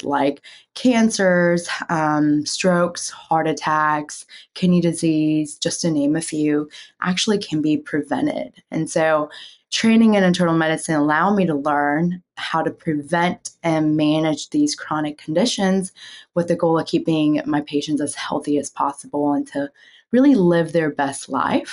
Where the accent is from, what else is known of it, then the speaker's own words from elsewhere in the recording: South Korea; moved away; growing up in Korea